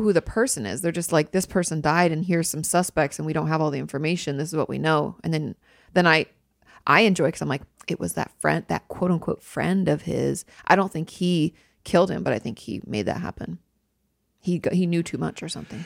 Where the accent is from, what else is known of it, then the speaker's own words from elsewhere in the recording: Pacific Northwest, United States; when I was growing up in the Pacific Northwest.